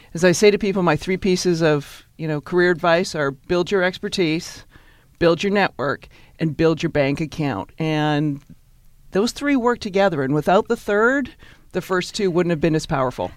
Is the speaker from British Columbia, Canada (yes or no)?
yes; Victoria, British Columbia, Canada; moved away as an adult; now in New York, United States; I grew up in Victoria, British Columbia